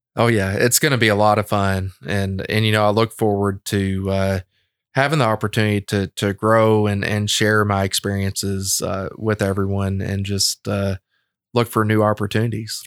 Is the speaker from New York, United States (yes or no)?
no; Lexington, Kentucky, United States; I'm a Lexington boy